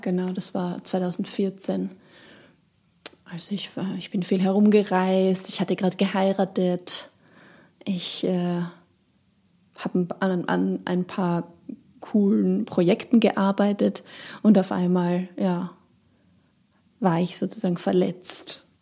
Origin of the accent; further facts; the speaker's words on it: Austria; moved away as an adult; now in Hamburg, Germany; ich komme aus Österreich